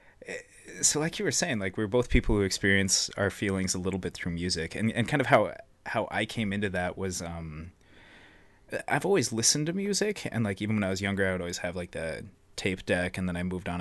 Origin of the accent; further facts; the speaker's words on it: Billings, Montana, United States; also born or lived in Missoula, Montana; I'm also from Billings, Montana, same hometown as Riley